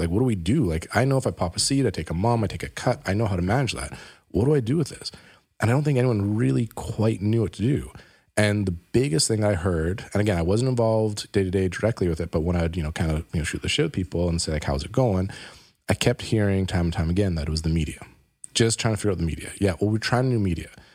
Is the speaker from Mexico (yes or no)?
no; Canada; we're Canadian